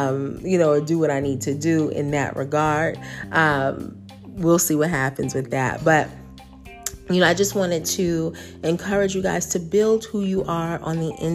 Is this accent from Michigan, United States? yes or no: no; New York, United States; moved away; I'm from New York